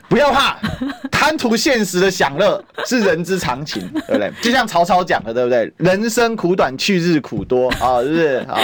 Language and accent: Chinese; Kaohsiung, Taiwan; moved away as an adult; now in Taipei, Taiwan; 因为我高雄人嘛，那嗯。南部小孩上台北